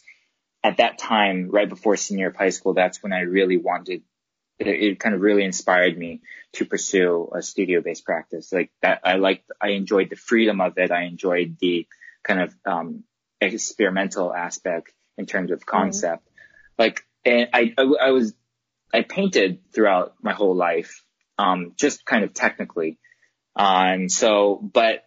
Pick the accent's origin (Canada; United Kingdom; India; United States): United States; Hawaii; also born or lived in Los Angeles, United States; now in Tokyo, Japan; I'm from Hawaii